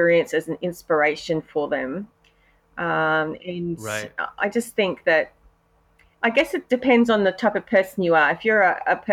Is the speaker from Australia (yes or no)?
yes; Australia; accent: Australian; I'm an Aussie, as you can hear from my accent. We live in Brisbane, Australia